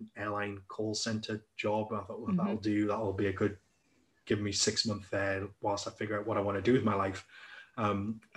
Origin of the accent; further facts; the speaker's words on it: Newcastle upon Tyne, North East England, United Kingdom; moved away as an adult; I'm originally from Newcastle upon Tyne